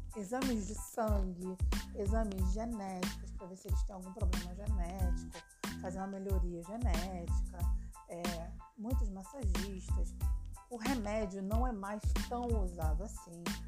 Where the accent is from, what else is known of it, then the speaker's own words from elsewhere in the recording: Rio de Janeiro, Brazil; Eu sou do Rio de Janeiro